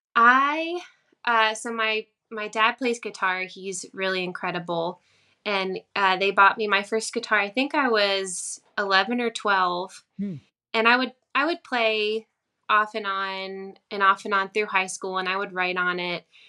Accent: Virginia, United States; i started playing in coffee shops in my hometown um, there was a little cafe close to here

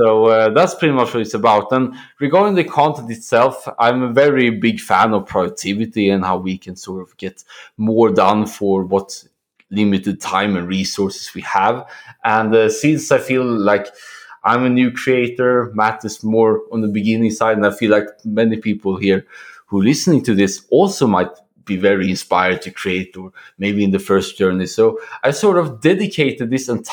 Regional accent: Sweden; now in Poland; currently situated in Poland, but I'm originally from Sweden

